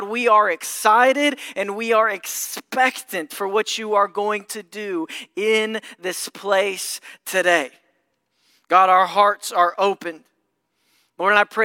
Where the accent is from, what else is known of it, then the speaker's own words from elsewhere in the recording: Mayfield, Kentucky, United States; moved away as an adult; also born or lived in Murray, Kentucky; now in St. Louis, United States; I'm originally from Kentucky, so this is a bit of a homecoming